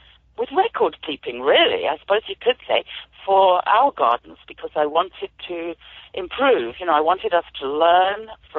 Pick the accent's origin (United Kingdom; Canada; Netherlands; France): United Kingdom; moved away as an adult; So I'm an immigrant farmer, as you might be able to tell from my accent. I've moved here about 27 years ago from the UK. And I used to do gardening there as well